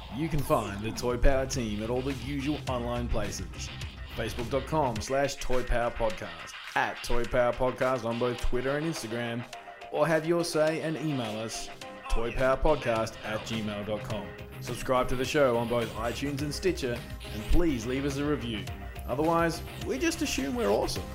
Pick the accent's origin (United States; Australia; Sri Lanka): Australia; as an Australian